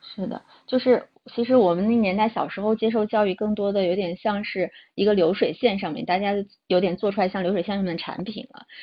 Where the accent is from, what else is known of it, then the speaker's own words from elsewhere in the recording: Xi'an, Shaanxi, China; now in Hangzhou, China; 我的家乡呢，在西安，目前在杭州的高校工作，我是一名图书馆员